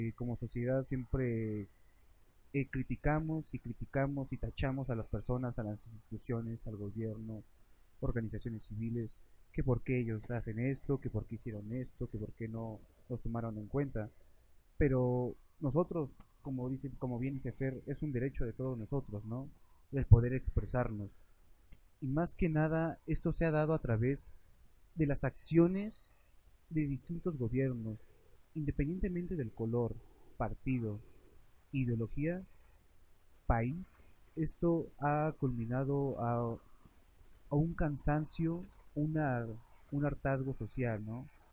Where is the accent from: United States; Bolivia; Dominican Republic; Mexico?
Mexico; nosotros como mexicanos